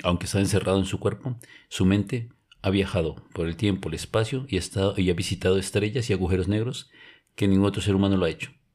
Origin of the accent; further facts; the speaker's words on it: Colombia; cuando presenté mi pasaporte como colombiano